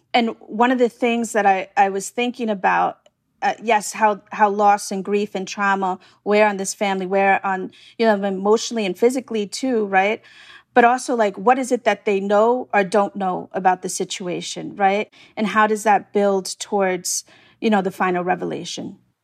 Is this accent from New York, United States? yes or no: yes; New York City, New York, United States; I'm from Staten Island, so I know, I know Staten Island very well